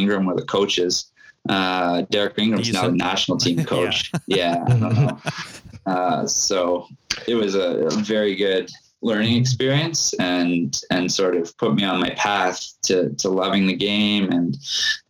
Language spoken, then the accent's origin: English; Winnipeg, Manitoba, Canada; I grew up in Charleswood, so I could ride my bike over there in about 10 minutes